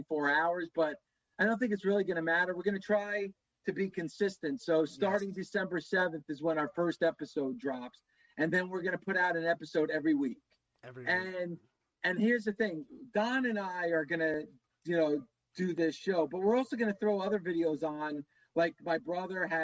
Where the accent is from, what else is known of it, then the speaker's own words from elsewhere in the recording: New Jersey, United States; my brother grew up a Devils fan, obviously, because we're from Jersey